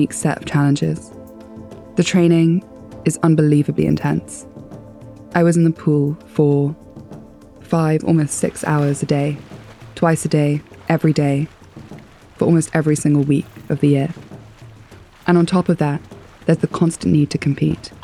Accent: Nairobi, Kenya; moved away; also born or lived in South Africa / United Kingdom; I was maybe 7 or 8 and growing up in Nairobi

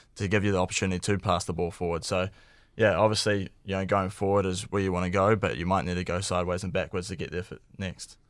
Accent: New Zealand; being a Kiwi sports fan growing up

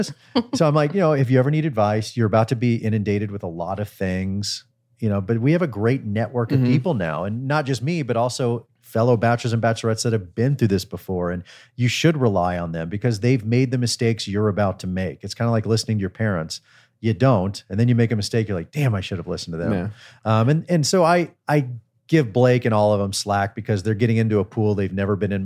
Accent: Dallas, Texas, United States; moved away; also born or lived in Oklahoma; I grew up in Texas

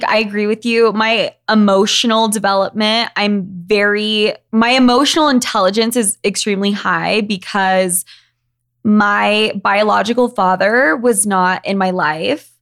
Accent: Utah, United States; I grew up in Utah, where we are right now.

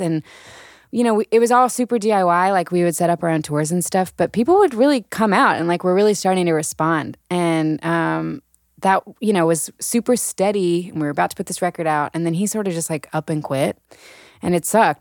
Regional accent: Birmingham, Alabama, United States; moved away; Allison and I, so we grew up in Birmingham

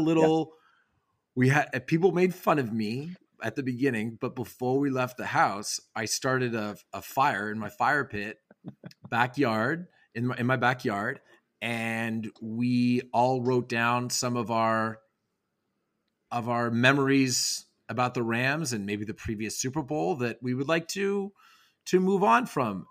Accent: Canada; I'm Canadian

